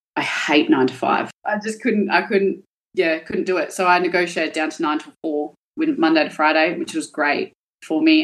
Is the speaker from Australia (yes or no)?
yes; Perth, Western Australia, Australia; I grew up in Balga, which was a really, really low socioeconomic area.